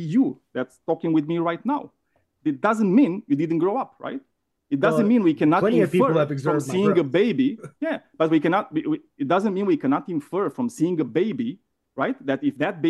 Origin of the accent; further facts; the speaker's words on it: Romania; accent: Romanian; English is a second language; I'm Romanian, and this is the reason for my shitty accent